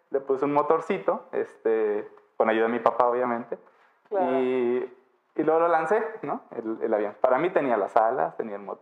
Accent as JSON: {"language": "Spanish", "town": "Miraflores", "region": "Baja California Sur", "country": "Mexico", "tie": "born or raised there", "said": "yo nací en Miraflores, un pueblo al norte del municipio de Los Cabos. En realidad, pues soy de toda esa zona norte, ¿no? Esa zona rural del municipio."}